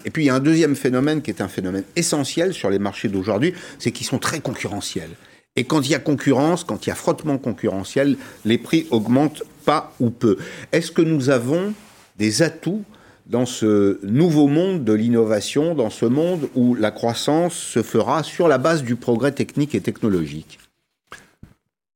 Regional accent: France; chez nous, en France

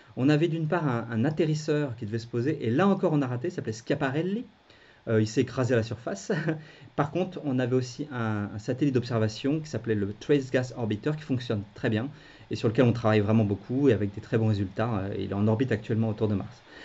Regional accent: France; quand on est français

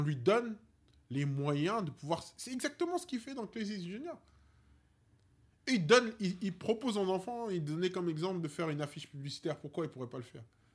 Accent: Paris, Île-de-France, France; on est des Parisiens

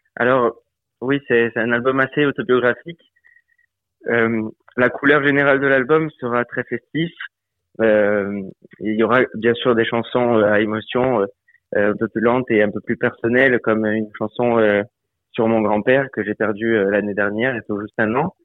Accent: Bastia, Corsica, France; moved away as an adult; now in Nancy, France; Je suis né à Bastia, j'ai grandi à Bastia, j'ai passé toute ma vie

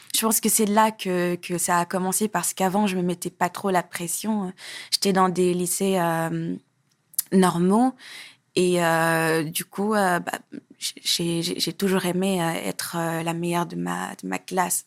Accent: Senegal; also born or lived in Parcelles Assainies, Dakar, Senegal; J'ai, j'ai grandi à, à Hambourg, mais j'ai passé mes plus jeunes années au Parcelles Assainies, à Dakar

